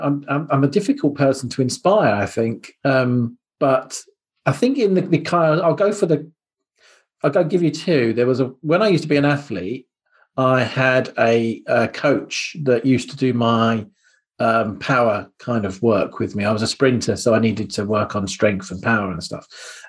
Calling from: East of England, United Kingdom; I'm based in Hertfordshire, which is lovely and sunny Hertfordshire today.

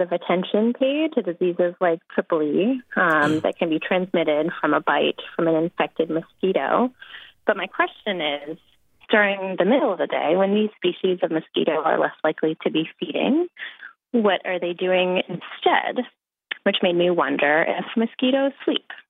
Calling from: Maine, United States; I'm calling from Maine

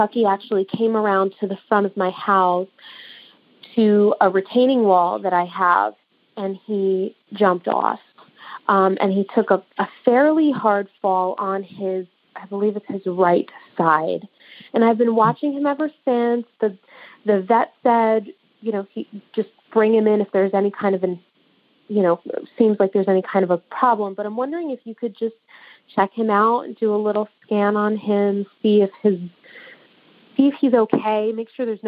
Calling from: New York, United States; I'm calling in from New York, just outside the city.

